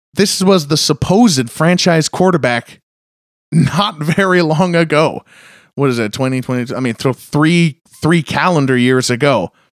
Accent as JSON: {"language": "English", "town": "Seattle", "region": "Washington", "country": "United States", "said": "I'm from Seattle"}